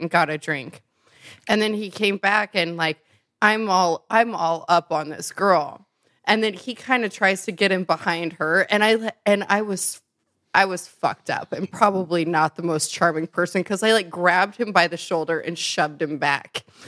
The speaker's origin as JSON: {"language": "English", "region": "Nebraska", "country": "United States", "also_born_or_lived": "Chicago", "moved": "yes", "said": "I lived there for a while. I'm originally from Nebraska."}